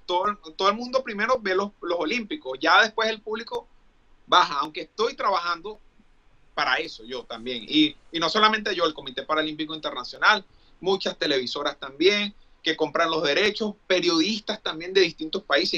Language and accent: Spanish; Venezuela; moved away as an adult; also born or lived in Dublin / Mexico; now in United States; yo quiero regresar a Venezuela